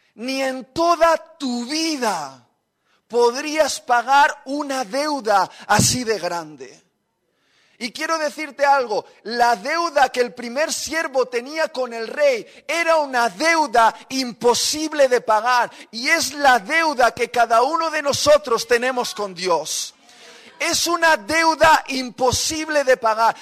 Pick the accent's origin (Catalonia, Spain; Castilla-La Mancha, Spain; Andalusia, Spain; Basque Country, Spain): Basque Country, Spain; somos vascos